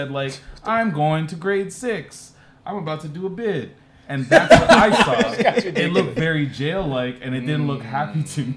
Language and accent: English; Toronto, Ontario, Canada; I grew up in Jaden Finch